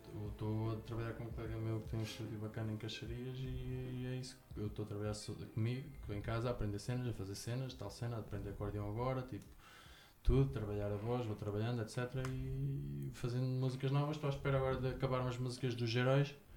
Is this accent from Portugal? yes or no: yes; Ortiga, Centro, Portugal; also born or lived in Lisbon; Sou aqui de Ortiga, aqui perto.